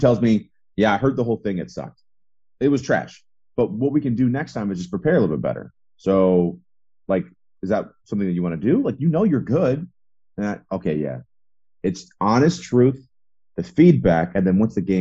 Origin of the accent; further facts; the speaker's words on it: Midwest, United States; I grew up in the Midwest